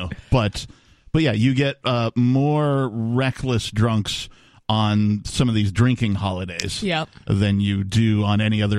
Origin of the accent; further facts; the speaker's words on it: Wisconsin, United States; now in New Hampshire, United States; growing up in Wisconsin